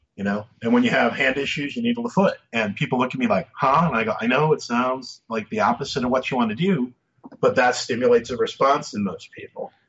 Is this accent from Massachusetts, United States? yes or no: yes; Massachusetts, United States; I grew up in Massachusetts